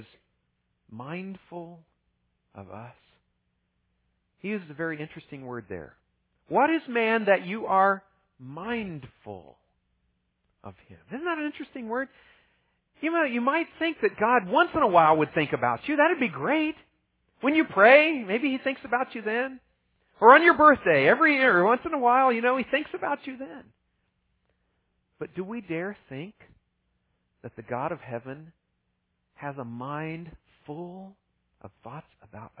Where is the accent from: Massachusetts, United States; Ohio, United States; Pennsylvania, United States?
Ohio, United States; I grew up in Ohio